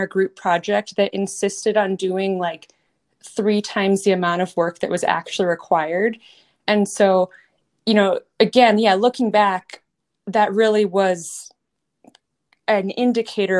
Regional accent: Massachusetts, United States; moved away as an adult; also born or lived in Colorado / Kentucky / Minnesota; I grew up in Massachusetts, riding English, hunter jumpers, a little eventing

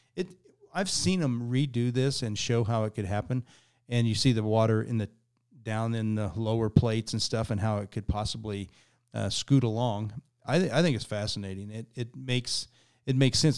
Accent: Kansas, United States; I grew up in Kansas, which is about as far from the ocean as you can get.

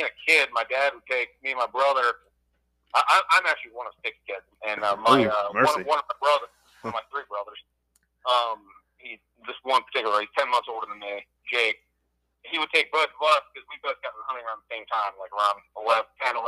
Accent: Maryland, United States; now in Northern Virginia, United States; I live in Northern Virginia, born and raised in Maryland

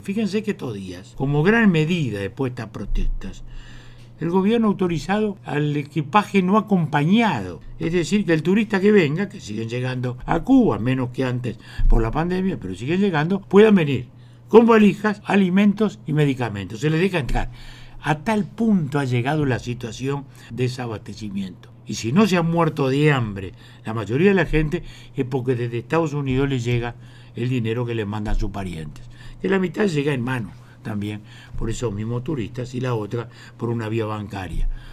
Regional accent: Uruguay; como uruguayos

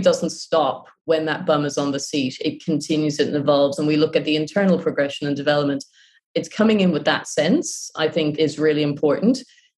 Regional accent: Ireland; moved away; also born or lived in Japan

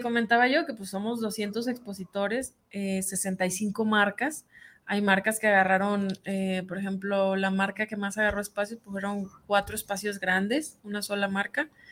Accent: Sierra de Sinaloa, Mexico; moved away; yo vengo de la sierra de Sinaloa, donde no conoce uno ni las chanclas, donde no hay comida, no había luz, andábamos llenas de piojos

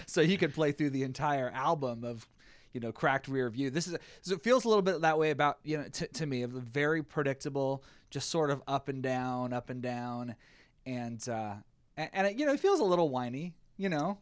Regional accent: the South, United States; I'm from the South

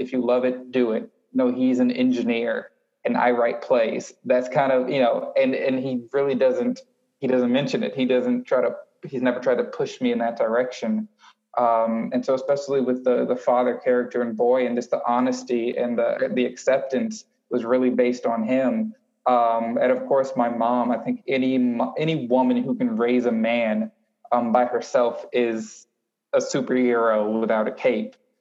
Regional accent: Houston, Texas, United States; growing up in Houston, Texas, listening to 90, 97.9 and 102.1.

